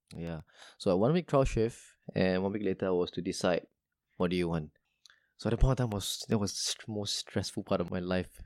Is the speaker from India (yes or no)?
no; Singapore